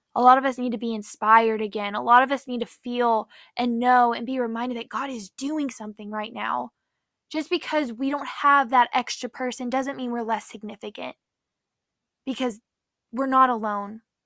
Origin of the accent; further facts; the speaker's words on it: Nashville, Tennessee, United States; now in Orlando, United States; I'm from Nashville, Tennessee, currently live in Orlando.